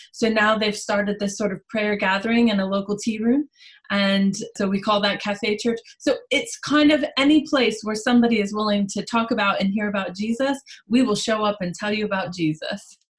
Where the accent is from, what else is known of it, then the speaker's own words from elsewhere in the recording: United States; accent: American; moved away as an adult; now in Stafford, United Kingdom; by the accent, we will address that I'm an American. I moved to Stafford about a year and a half ago